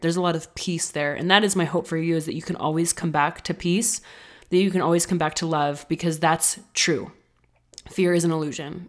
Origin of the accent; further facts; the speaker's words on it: the West, United States; I'm from the West